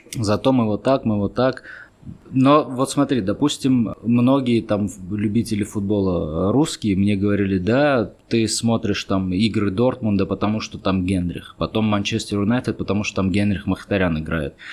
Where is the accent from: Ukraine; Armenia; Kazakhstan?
Armenia; also born or lived in Moscow; я армянин